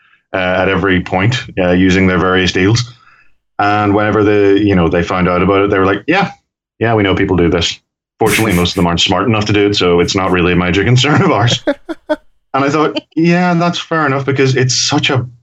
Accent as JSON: {"language": "English", "town": "Belfast", "region": "Northern Ireland", "country": "United Kingdom", "said": "as a Northern Irishman and feeling like the most cosmopolitan, because I come from Belfast"}